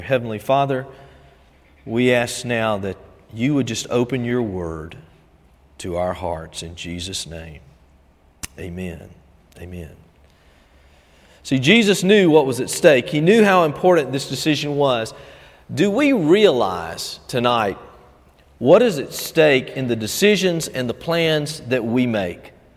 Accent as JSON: {"language": "English", "town": "Albany", "country": "United States", "tie": "born or raised there", "said": "growing up in First Baptist Albany when Perry Webb would pray the morning prayer"}